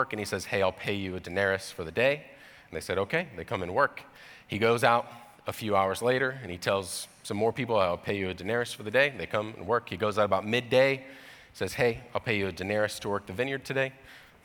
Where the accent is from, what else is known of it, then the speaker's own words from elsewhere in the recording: Georgia, United States; I grew up in Georgia, in the deep south